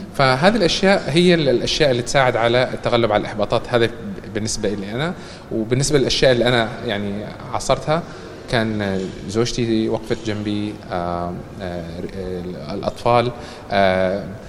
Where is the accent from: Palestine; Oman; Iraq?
Oman; moved away as an adult; also born or lived in Canada; لما أنا تركت عمان للدراسة في الخارج